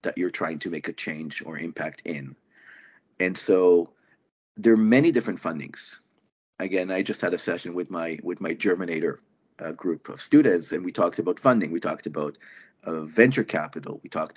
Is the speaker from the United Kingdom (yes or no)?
no; Israel; moved away as an adult; now in Canada; I'm originally from Israel before I immigrated to Canada well over a decade now ago.